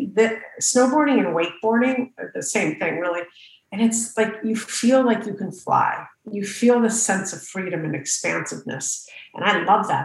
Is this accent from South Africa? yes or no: no; Santa Fe, New Mexico, United States; I grew up in Santa Fe, New Mexico.